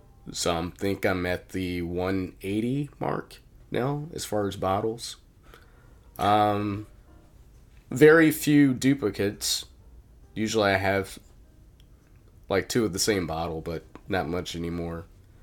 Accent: Blackstone, Virginia, United States; now in Milwaukee, United States; I grew up in a small town in Blackstone, Virginia

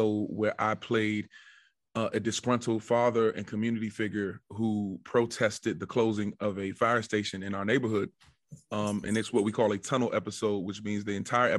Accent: Washington, District of Columbia, United States; I'm from the Washington, D.C. metropolitan area.

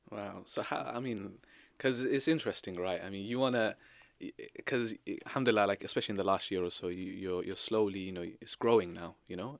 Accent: England, United Kingdom; we here as people i, in Britain, as English people

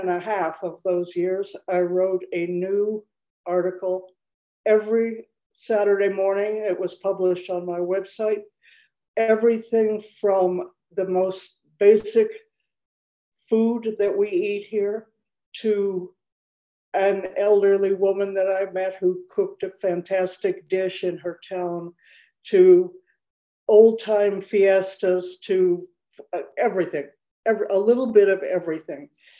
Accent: Chicago, Illinois, United States; moved away as an adult; now in Mexico; I was born in Chicago. I am 78 years old.

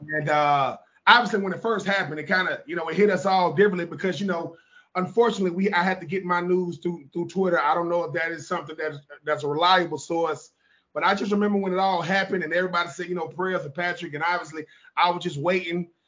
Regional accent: Georgia, United States; I'm a Georgia boy

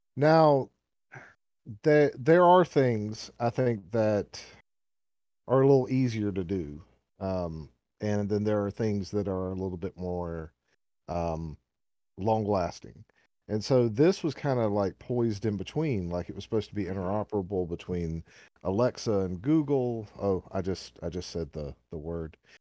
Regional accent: the South, United States; accent: southern; my southern accent

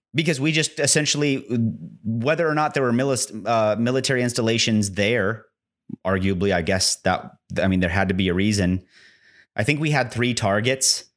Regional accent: United States; I'm an American

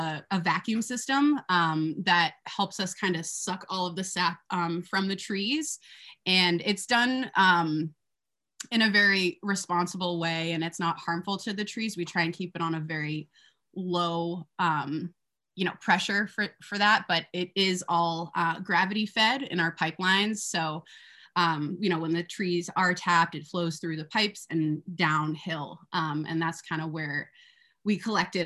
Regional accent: Massachusetts, United States; I grew up in Massachusetts

